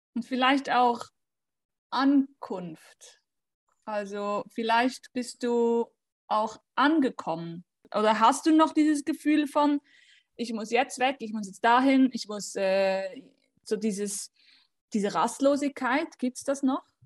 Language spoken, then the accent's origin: German; Switzerland; ich bin aus der Schweiz